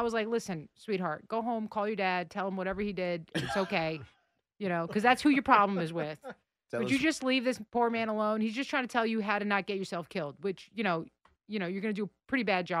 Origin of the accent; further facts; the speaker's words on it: New York City, New York, United States; I grew up in the Bronx. I lived in Queens. I lived in Brooklyn.